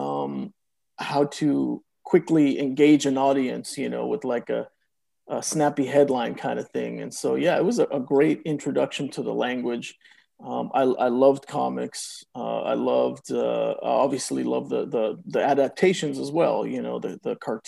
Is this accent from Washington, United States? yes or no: no; Oakland, California, United States; first language Spanish; English is a second language; I was born in Oakland, California. I was born of two Mexican immigrants. Didn't speak any English in the house. Everything was Spanish